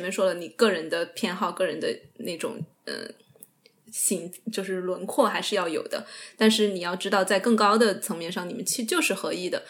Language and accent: Chinese; Sichuan, China; accent: Sichuanese; 我跟我爷爷奶奶，或者是我，我父母，我就会倾向于用四川话